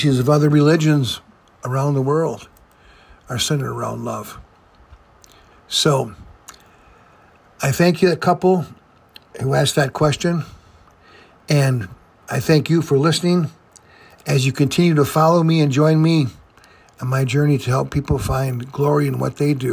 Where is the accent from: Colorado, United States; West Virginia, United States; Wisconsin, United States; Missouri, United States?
Wisconsin, United States; Fond du Lac; I was raised in Fond du Lac, Wisconsin, by my mom